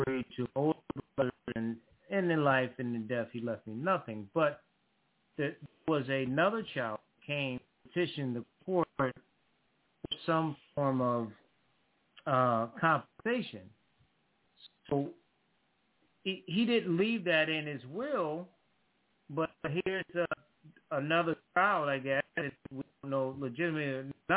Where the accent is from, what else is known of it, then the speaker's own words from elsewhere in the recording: Connecticut, United States; now in North Carolina, United States; my hometown, Connecticut, I live in North Carolina now